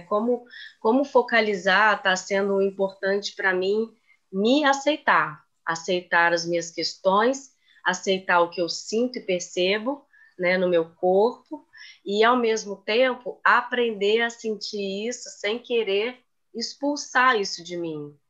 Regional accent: Belo Horizonte, Minas Gerais, Brazil; moved away as an adult; now in Rio de Janeiro, Brazil; eu sou de Belo Horizonte, Minas Gerais, mas moro no Rio tem nove anos

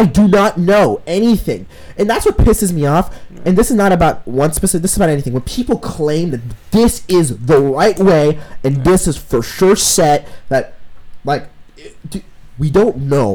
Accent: Vancouver, British Columbia, Canada; I'm from Canada. So yeah, from Vancouver.

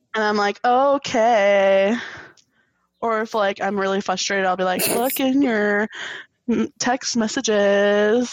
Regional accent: Midwest, United States; accent: Midwestern; I literally switched it from like total like Midwestern talking to like English accent

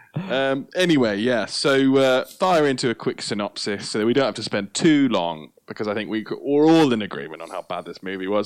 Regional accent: United Kingdom; we're we're British

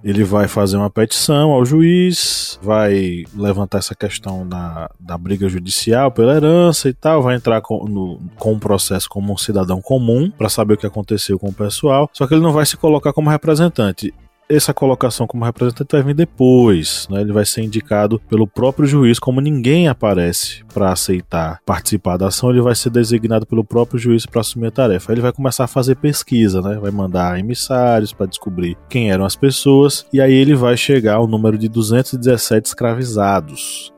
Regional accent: Bahia, Brazil; ele é da minha terra, ele é baiano. Só que nós nascemos em cidades diferentes

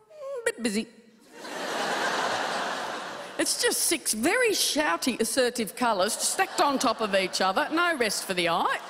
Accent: Tasmania, Australia; I'm from Tasmania. There was no real stand-up scene there.

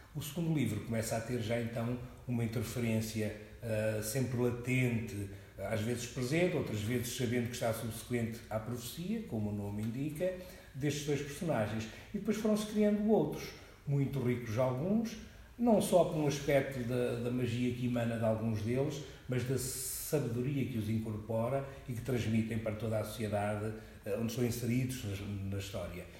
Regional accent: Coimbra, Centro, Portugal; also born or lived in Angola; Eu nasci em Angola há 60 anos e resido em Coimbra há 50, sensivelmente

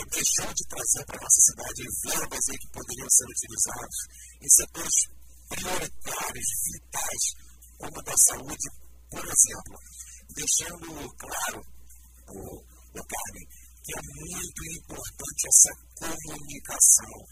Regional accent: Brazil; moved away as an adult; now in Brasília, Brazil; Vim relatar um pouco aqui da minha história para vocês aqui. Tenho 31 anos, sou natural de Campos de Goiás, estou em Brasília desde 2010.

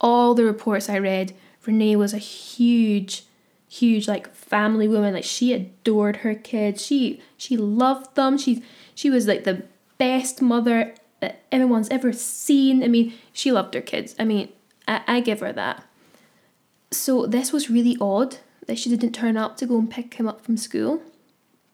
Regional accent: Scotland, United Kingdom; I'm Scottish

